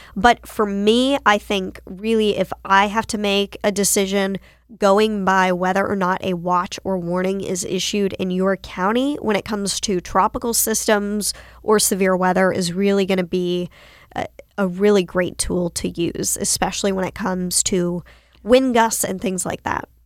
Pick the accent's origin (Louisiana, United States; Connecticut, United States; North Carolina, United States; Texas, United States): North Carolina, United States; Winston-Salem; I grew up in North Carolina. I grew up in Winston-Salem.